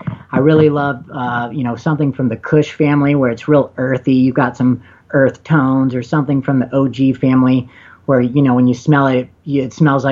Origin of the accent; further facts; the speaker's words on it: the South, United States; now in Colorado, United States; I'm from the South where I still have friends back home